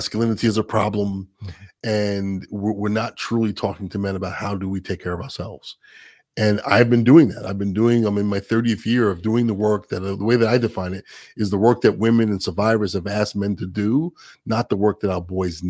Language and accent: English; New York, United States; I'm a New Yorker